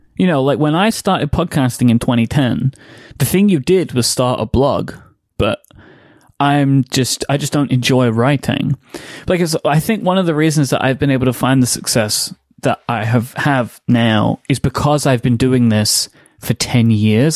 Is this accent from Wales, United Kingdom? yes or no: no; London, United Kingdom; born and raised in still, uh, London, England. Um, grew up in East London.